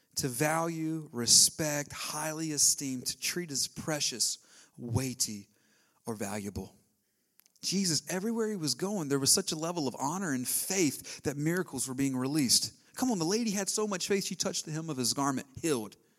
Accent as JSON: {"language": "English", "region": "the South", "country": "United States", "tie": "born or raised there", "said": "I was raised in the South"}